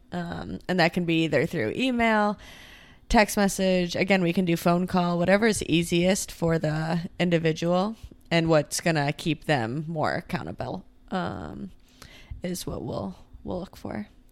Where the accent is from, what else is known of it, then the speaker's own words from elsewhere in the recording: Rochester, New York, United States; I'm from Rochester, New York, also kind of in the middle of nowhere